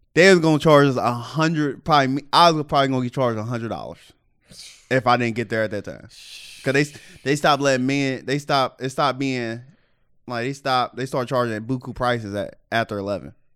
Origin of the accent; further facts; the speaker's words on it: Cincinnati, Ohio, United States; you know I'm from Cincinnati.